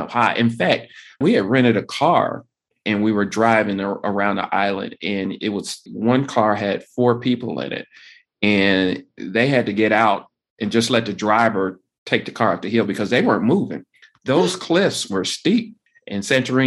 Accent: United States; we're from America

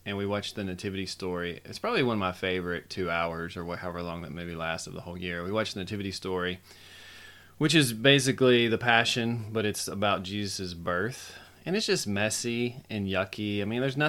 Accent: United States; as an American citizen

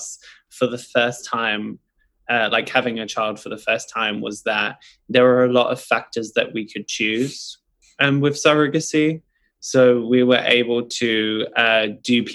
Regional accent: London, United Kingdom; moved away; I am originally from London, and my family, we've just always had children around

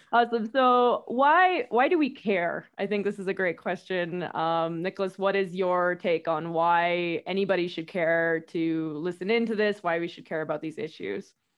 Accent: Whitehorse, Yukon, Canada; moved away as an adult; also born or lived in Calgary, Canada; now in Quito, Ecuador; I am from, originally from White Horse, Yukon, pretty far north

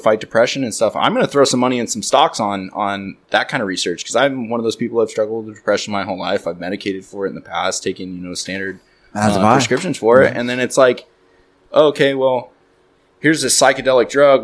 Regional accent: Redding, California, United States; I'm from Reading

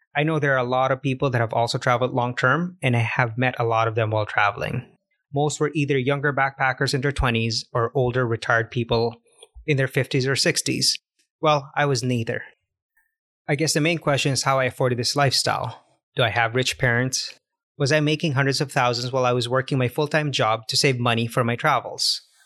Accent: Canada; moved away; also born or lived in Cartagena, Colombia; As a Canadian

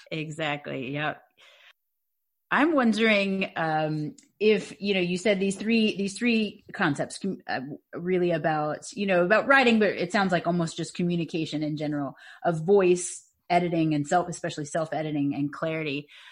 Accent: Louisiana, United States; I'm from Louisiana.

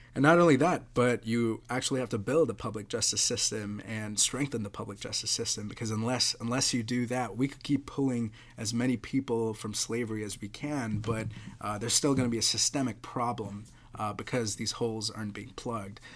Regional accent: Mumbai, Maharashtra, India; now in United States; I grew up in Mumbai, uh, didn't grow up in a slum.

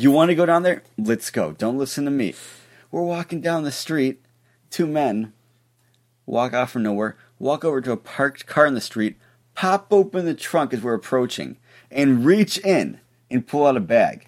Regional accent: Ohio, United States; I'm from Ohio

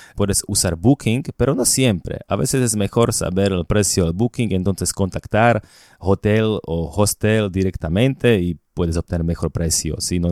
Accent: Slovakia; Spanish is a second language; moved away as an adult; also born or lived in Bogotá, Colombia; yo compré dos departamentos en Eslovaquia, en mi país

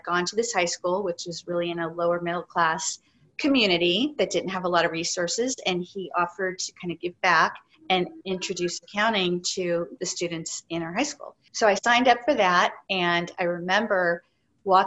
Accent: San Francisco, California, United States; growing up in San Francisco

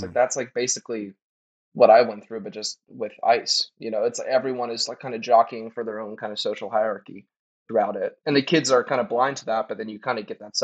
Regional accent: the South, United States; And I'm from the South too. So like growing up in the South is like a whole other situation with sports

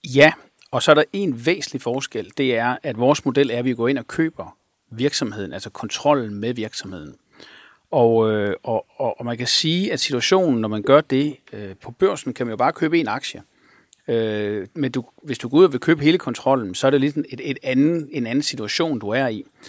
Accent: Sønderborg, Southern Denmark, Denmark; moved away; also born or lived in Aarhus; jeg voksede op i Sønderborg

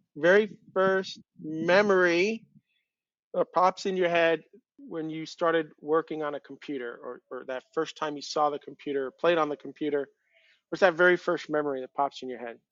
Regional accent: Long Island, New York, United States; I grew up on Long Island, but it's connected to the rest of the United States

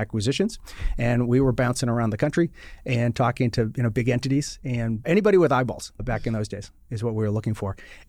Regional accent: Boston, Massachusetts, United States; now in Washington, D.C., United States; I am originally from the Boston, Mass area

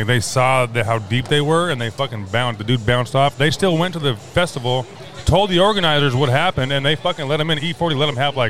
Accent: Tacoma, Washington, United States; born and raised on the east side, man. Now, I'm 42, man, so definitely I can attest that I grew up on the hilltop side of things.

